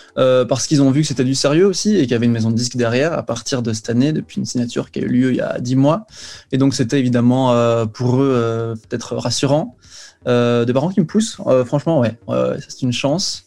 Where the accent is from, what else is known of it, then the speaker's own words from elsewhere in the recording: Belgium; je suis de Belgique